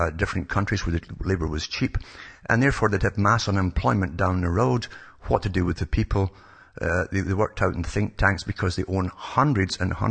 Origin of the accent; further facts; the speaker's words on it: United Kingdom; growing up in Britain during the time I grew up